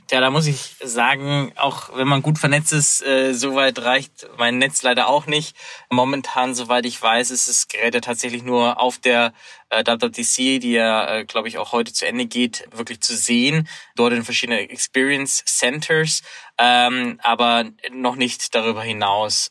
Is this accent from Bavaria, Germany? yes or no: yes; Munich, Bavaria, Germany; Ich habe die Konferenz in München verfolgt, meiner Heimatstadt